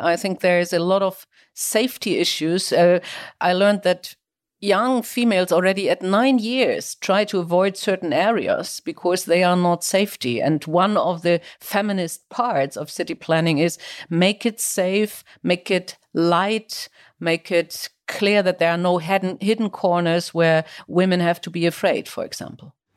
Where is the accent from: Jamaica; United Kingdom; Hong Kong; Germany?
Germany; Kiel, Schleswig-Holstein; my hometown Kiel